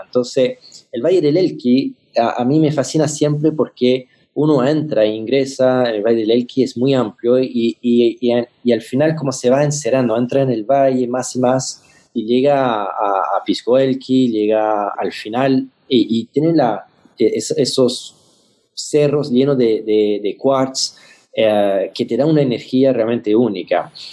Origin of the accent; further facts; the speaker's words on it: France; Spanish is a second language; now in Chile; como, francés, eh, llegando a Chile